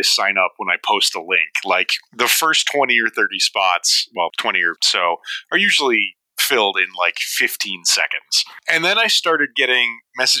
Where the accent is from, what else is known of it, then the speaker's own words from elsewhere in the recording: New Hampshire, United States; I'm from New Hampshire.